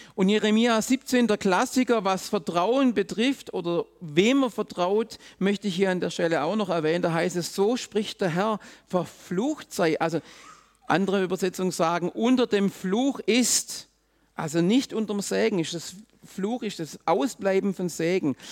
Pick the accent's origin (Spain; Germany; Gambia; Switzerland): Germany; Swabia; auch ich bin im Schwabenland aufgewachsen